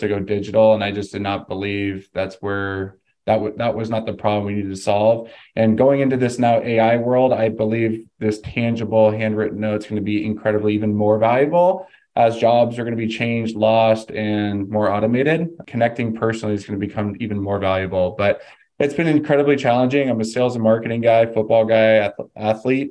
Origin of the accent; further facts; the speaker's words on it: California, United States; moved away as an adult; now in Phoenix, United States; I'm actually from California. I got an athletic scholarship to come to Arizona